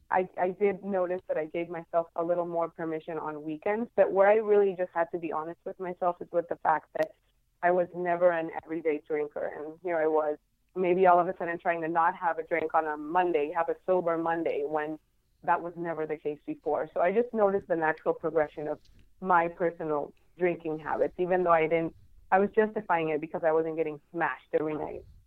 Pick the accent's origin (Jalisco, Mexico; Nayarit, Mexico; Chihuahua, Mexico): Jalisco, Mexico; Guadalajara; moved away as an adult; now in San Diego, United States; I am from originally from Mexico. I'm from Guadalajara is right in the middle of the country. But right now, I live in San Diego